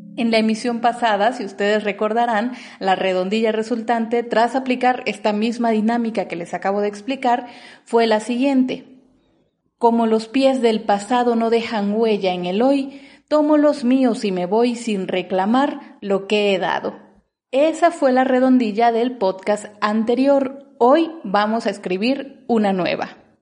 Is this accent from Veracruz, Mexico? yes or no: no; Oaxaca, Mexico; soy decimista oaxaqueña